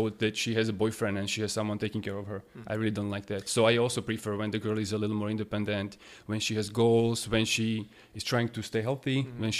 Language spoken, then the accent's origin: English; Slovakia; born or raised there; moved away as an adult; also born or lived in Australia